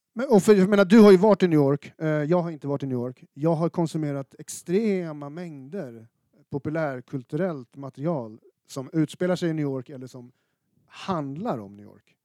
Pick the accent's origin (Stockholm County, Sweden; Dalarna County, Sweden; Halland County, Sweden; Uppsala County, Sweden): Stockholm County, Sweden; Stockholm; som stockholmare född i mitten av 80-talet